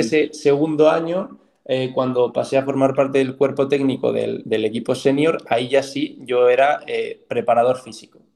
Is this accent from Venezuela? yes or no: no; Soria, Castile and León, Spain; de donde yo soy, sí que es Soria, pero es más concretamente es un pueblo muy pequeño de Soria